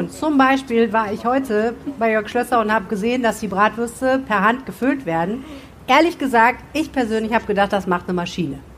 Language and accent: German; Germany; da müssen wir, finde ich, auch ehrlich gesagt als Deutsche generell noch viel lernen